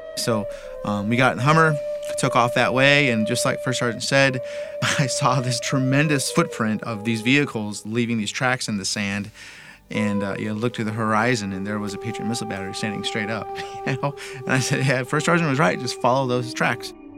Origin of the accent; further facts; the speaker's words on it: Idaho Falls, Idaho, United States; I'm originally from Idaho Falls, Idaho